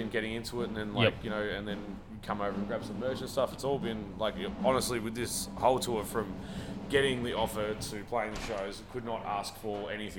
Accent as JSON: {"language": "English", "region": "Tasmania", "country": "Australia", "said": "we're from Tasmania"}